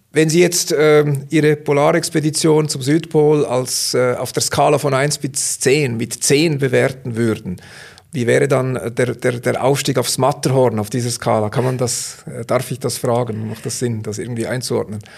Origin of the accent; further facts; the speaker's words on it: Switzerland; als Schweizer würden wir